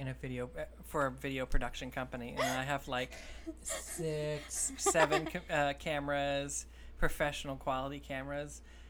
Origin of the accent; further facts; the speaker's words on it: upstate New York, United States; Syracuse, New York is where we're all from. Has like an accent all of their own.